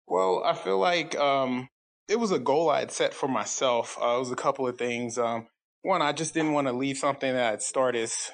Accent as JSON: {"language": "English", "region": "South Carolina", "country": "United States", "said": "I'm from South Carolina"}